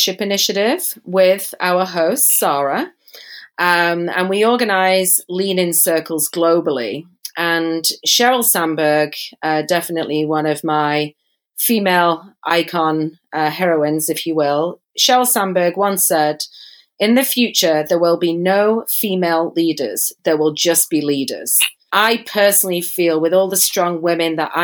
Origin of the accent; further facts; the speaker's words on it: Manchester, North West England, United Kingdom; moved away as an adult; now in San Diego, United States; I'm not from America, and I don't live in Mexico, but I was born in Manchester, England.